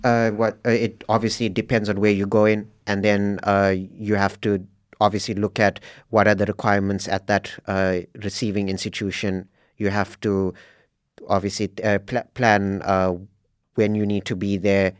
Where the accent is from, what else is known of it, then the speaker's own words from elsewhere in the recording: South Africa; moved away as an adult; now in Norway; I'm from South Africa